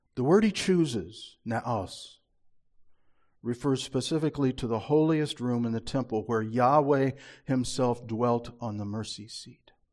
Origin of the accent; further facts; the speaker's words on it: Marshalltown, Iowa, United States; when I was a little boy growing up in Marshalltown in the fifties